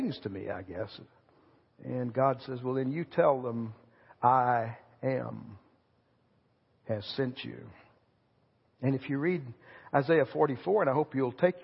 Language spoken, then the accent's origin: English; Haskell, Texas, United States; moved away; I grew up in a West Texas town named Haskell, a little town of about 3,000 people